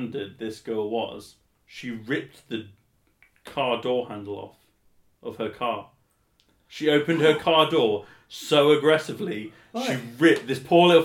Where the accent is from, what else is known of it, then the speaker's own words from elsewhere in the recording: England, United Kingdom; being incredibly English, as I am